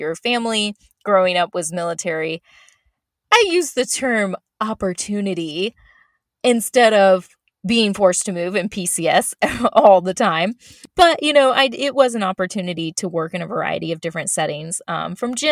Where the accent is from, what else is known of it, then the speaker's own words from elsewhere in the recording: Florida, United States; moved away as an adult; I was born and raised in Florida